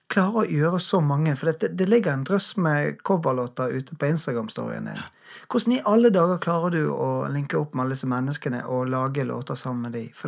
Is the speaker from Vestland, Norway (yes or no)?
yes; Bergen, Vestland, Norway; Jeg er jo bergenser